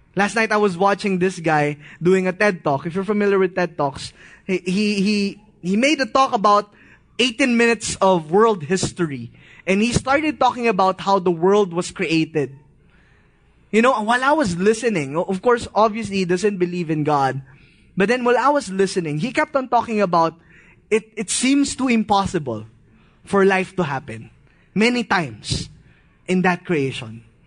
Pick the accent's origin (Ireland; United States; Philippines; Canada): Philippines; As a Filipino, we grew up in this kind of mindset